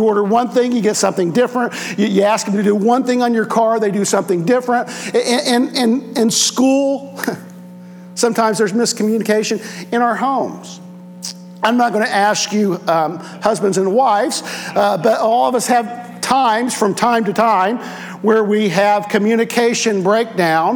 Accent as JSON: {"language": "English", "region": "Indiana", "country": "United States", "tie": "born or raised there", "moved": "yes", "lives_now": "Ohio, United States", "said": "I grew up in Indiana"}